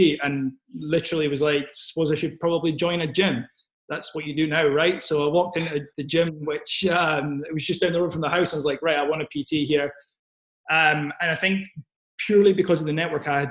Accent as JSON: {"language": "English", "region": "Scotland", "country": "United Kingdom", "said": "I am from Scotland"}